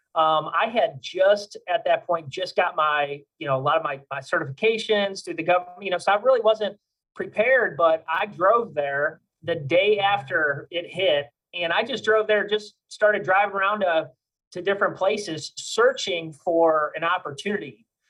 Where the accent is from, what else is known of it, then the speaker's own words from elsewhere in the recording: Cleveland, Ohio, United States; moved away as an adult; now in Louisiana, United States; I'm actually from Cleveland, Ohio, and uh, I, I, moved down here to uh, Louisiana in 2007.